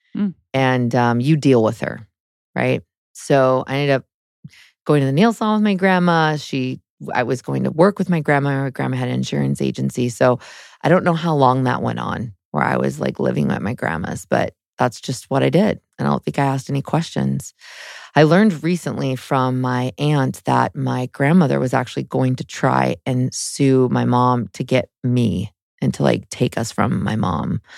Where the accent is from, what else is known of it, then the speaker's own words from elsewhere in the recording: San Jose, California, United States; So I grew up in Northern California in San Jose.